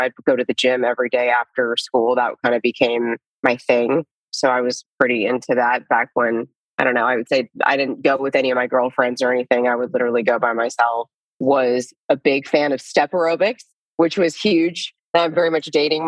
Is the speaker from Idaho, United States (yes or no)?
yes; Lewiston, Idaho, United States; also born or lived in Florida; now in Austin, United States; So I grew up in Lewiston, Idaho, a very small town in the panhandle of Idaho